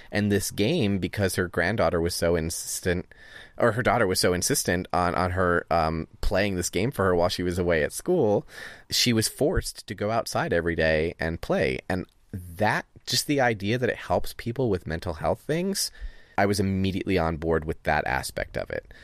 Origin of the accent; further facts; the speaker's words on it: Northeast, United States; I grew up with it in the Northeast